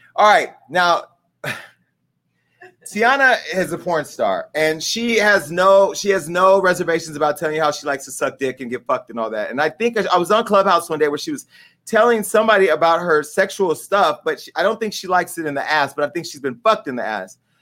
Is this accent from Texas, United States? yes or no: no; Stockton, California, United States; my hometown of Stockton, California